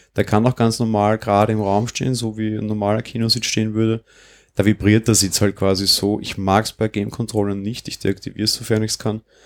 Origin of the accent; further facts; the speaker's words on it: Austria; Bei uns in Österreich